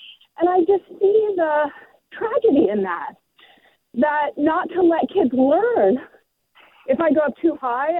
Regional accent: New York City, New York, United States; now in Sebastopol, United States; I grew up in Lower New York in Greenwich Village.

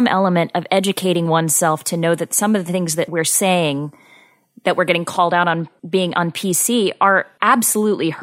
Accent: Southern Missouri, United States; also born or lived in Boston; now in New York City, United States; I'm from Southern Missouri

